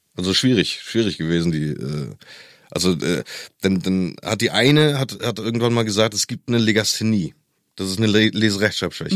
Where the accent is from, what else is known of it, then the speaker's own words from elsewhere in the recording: East Germany, Germany; ich komme ja aus der DDR mhm. Und ich glaube, als die Grenzen aufgegangen sind, war ich elf